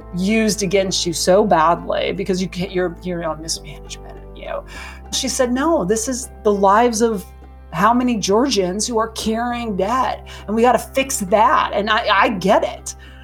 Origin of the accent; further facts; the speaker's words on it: Montana, United States; So I'm from Montana.